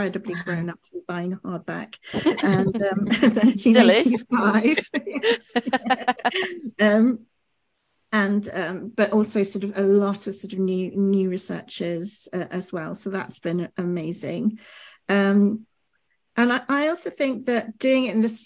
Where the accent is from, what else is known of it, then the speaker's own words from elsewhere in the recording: Birmingham, West Midlands, United Kingdom; I was brought up in Birmingham, and I used to wander into Birmingham Art Gallery